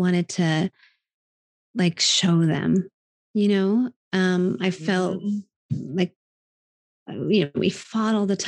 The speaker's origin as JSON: {"language": "English", "town": "Wellington", "region": "Kansas", "country": "United States", "tie": "born or raised there", "moved": "yes", "said": "In Wellington, Kansas."}